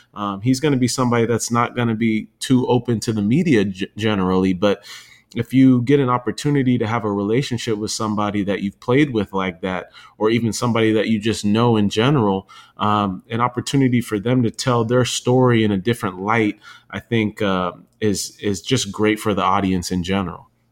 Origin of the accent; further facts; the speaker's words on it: San Diego, California, United States; I grew up in San Diego